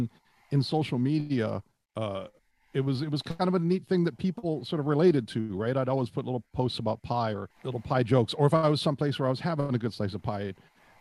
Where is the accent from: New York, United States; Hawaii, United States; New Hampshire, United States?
Hawaii, United States; Kauai; I was born and raised in Hawaii on the island of Kauai